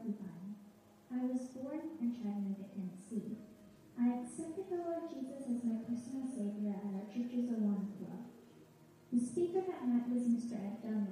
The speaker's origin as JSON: {"language": "English", "country": "Philippines", "tie": "born or raised there", "said": "I was born and raised in the Philippines"}